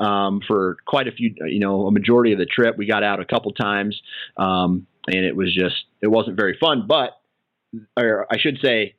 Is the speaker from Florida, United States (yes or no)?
no; Iowa, United States; I'm a flatlander. I'm from Iowa.